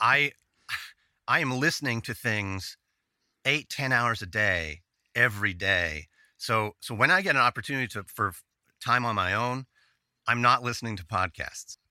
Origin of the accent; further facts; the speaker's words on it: Dallas, Texas, United States; I'm from Dallas. I still am in Dallas.